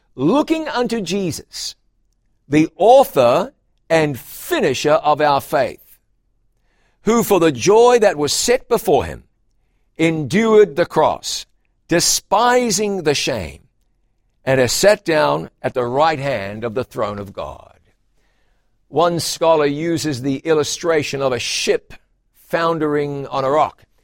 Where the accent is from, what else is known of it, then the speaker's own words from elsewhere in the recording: a town near Taupiri and Huntly, Waikato, New Zealand; my hometown